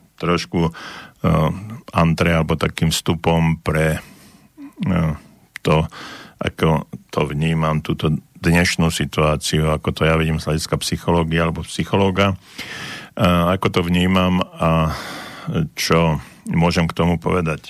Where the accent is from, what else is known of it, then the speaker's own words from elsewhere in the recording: Slovakia; sme Slováci taký holubičí národ